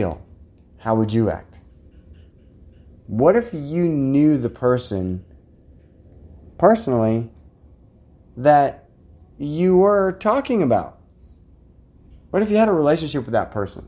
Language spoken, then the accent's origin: English; Scotts Bluff County, Nebraska, United States; This is my hometown, you guys. This is my home county